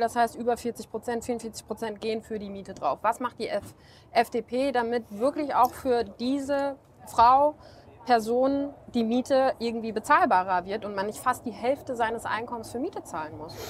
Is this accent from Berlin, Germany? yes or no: no; North Rhine-Westphalia, Germany; also born or lived in Bonn; ich komme aus NRW